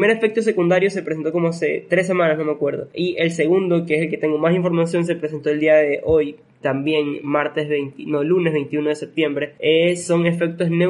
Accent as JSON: {"language": "Spanish", "region": "Basque Country", "country": "Spain", "said": "O sea, por ejemplo, yo que soy vasco, no es con B pequeña, significa que esa descendencia viene de España"}